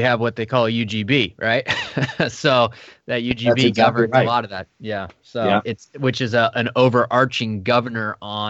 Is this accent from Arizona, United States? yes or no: no; West Linn, Oregon, United States; I grew up in West Lynn or went to high school there. I know that area well.